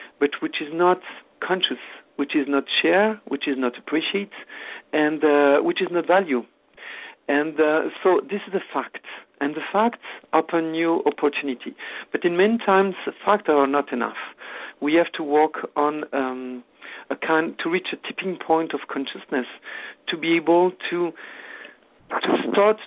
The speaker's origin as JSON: {"language": "English", "country": "France", "second_language": "English", "moved": "as an adult", "lives_now": "Canada", "said": "I'm French originally, no longer now, I'm become Canadian"}